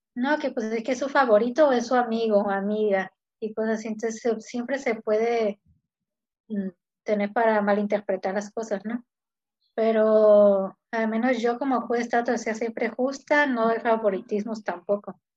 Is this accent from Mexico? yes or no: yes; Ensenada, Baja California, Mexico; nací aquí, soy de Ensenada, toda mi vida aquí